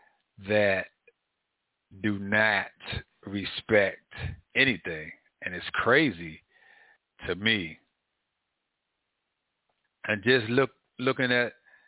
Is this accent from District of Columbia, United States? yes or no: yes; Washington, District of Columbia, United States; growing up in Northwest Washington, D.C., I've seen a lot